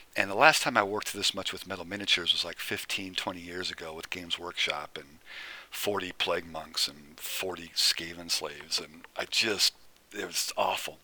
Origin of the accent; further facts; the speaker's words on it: Nebraska, United States; I was born and raised in Nebraska